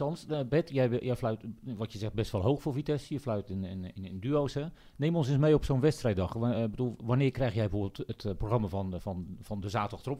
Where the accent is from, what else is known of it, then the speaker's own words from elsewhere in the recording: Netherlands; wij, wij wel directer als Nederlanders